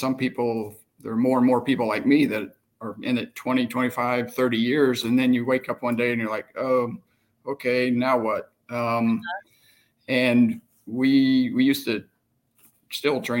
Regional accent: Southern Illinois, United States; I grew up 20 miles from here

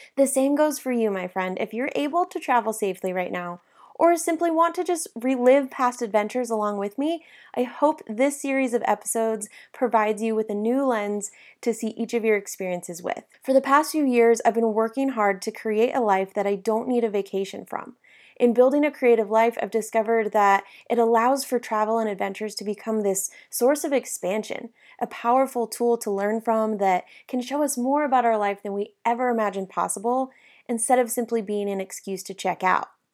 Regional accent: South Lake Tahoe, California, United States; I grew up in South Lake Tahoe

